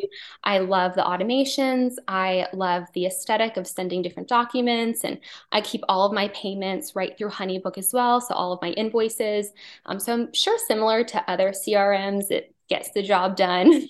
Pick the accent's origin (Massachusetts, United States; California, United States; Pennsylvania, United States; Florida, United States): Pennsylvania, United States; outside of Philadelphia; moved away as an adult; now in Wilmington, United States; I grew up outside of Philadelphia